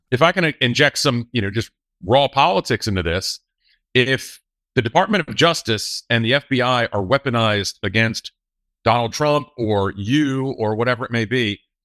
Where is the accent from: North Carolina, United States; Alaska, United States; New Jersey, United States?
North Carolina, United States; North Carolina, my home state